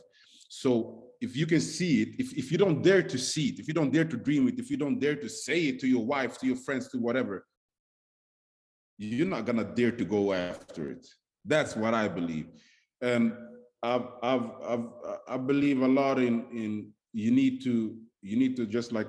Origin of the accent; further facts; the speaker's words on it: Sweden; moved away as an adult; also born or lived in Stockholm, Sweden; now in Las Vegas, United States; growing up in Sweden, as a black man, right. As a black kid